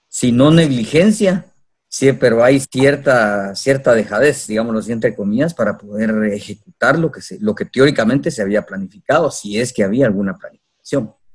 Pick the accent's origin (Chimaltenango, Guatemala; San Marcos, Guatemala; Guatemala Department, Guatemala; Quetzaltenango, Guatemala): Quetzaltenango, Guatemala; Coatepeque; soy de Cotepeque